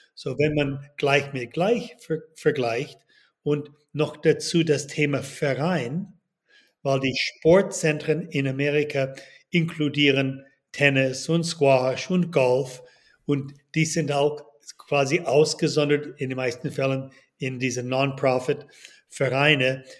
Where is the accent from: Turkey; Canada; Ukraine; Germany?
Canada; Toronto, Ontario; moved away as an adult; also born or lived in United States / Boston; now in Switzerland; Geboren in Kanada, aufgewachsen in Toronto